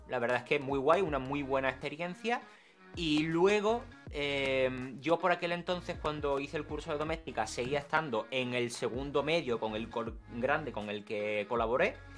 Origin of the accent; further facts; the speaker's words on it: San Fernando, Andalusia, Spain; accent: andaluz; soy de Cádiz, que soy de, un pueblo, quiero decir, de, bueno, un pueblo. Soy de San Fernando realmente.